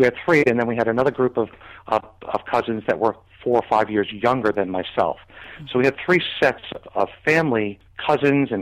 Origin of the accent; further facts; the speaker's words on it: Lindenhurst, New York, United States; now in Wellington, United States; I was born in 1953 in Lindenhurst, Long Island, which was the suburbs of New York City